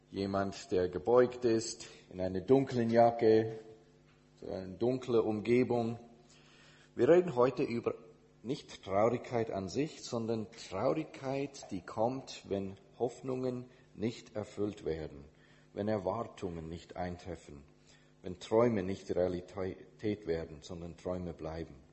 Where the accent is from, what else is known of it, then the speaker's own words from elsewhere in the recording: Indonesia; also born or lived in United States / Switzerland; now in Germany; Ich bin in Indonesien, also in Amerika geboren, in Indonesien als äh, Kind von Missionars, Missionaren aufgewachsen und äh, dann zurück nach Amerika, um mein theologisches Studium zu machen